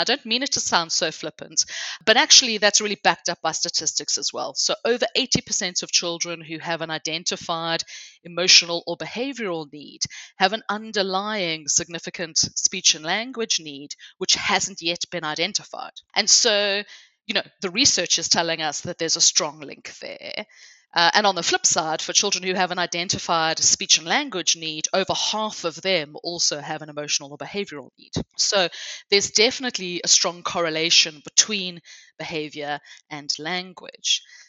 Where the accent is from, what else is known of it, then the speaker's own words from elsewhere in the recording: South Africa; accent: hybrid; moved away as an adult; now in England, United Kingdom; the first thing to explain is my hybrid accent. So I grew up in South Africa, but I've lived my adult life here in England.